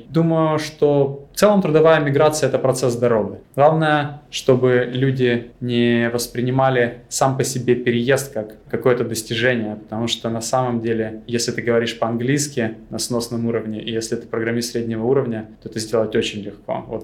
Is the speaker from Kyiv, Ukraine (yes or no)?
no; Crimea, Ukraine; Я из Крыма, у меня многие друзья пошли в море, и для меня, в общем-то, это была вилка возможностей.